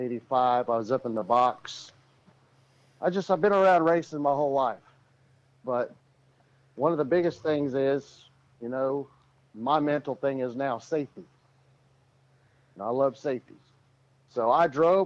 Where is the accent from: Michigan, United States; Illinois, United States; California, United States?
Michigan, United States; Rochester Hills; I was born in Rochester Hills, Michigan